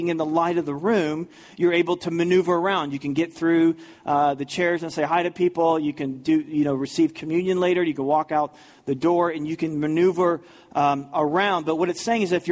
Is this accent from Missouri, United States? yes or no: yes; St. Louis, Missouri, United States; growing up in the St. Louis area, in 1987